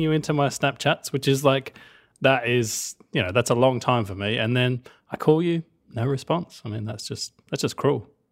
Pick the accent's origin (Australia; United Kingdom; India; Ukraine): Australia; I'm Australian